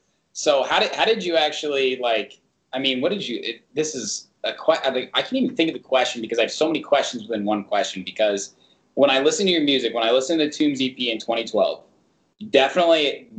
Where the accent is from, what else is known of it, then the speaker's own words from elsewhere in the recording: Indianapolis, Indiana, United States; moved away; I grew up in Indianapolis and there ain't shit there.